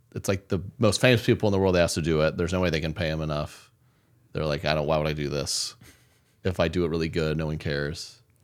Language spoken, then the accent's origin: English; Oklahoma City, Oklahoma, United States; moved away; my Oklahoma City, my hometown show